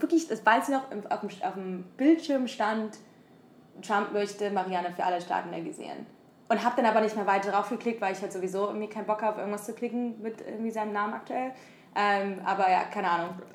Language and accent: German; Germany; moved away as an adult; now in San Francisco, United States; habe Supply Chain Management studiert wie ein guter Deutscher